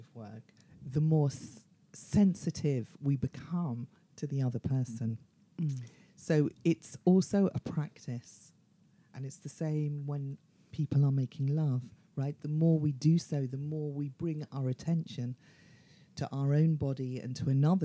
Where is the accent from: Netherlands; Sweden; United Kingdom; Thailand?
United Kingdom; London; I am from London